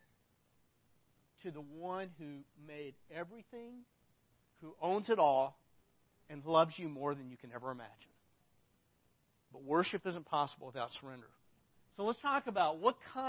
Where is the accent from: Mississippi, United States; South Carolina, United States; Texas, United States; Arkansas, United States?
Arkansas, United States; I grew up in Arkansas